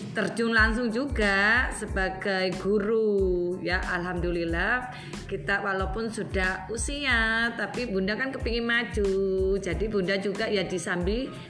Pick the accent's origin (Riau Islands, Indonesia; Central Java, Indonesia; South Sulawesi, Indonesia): South Sulawesi, Indonesia; Makassar; kalau saya kan aslinya orang Makassar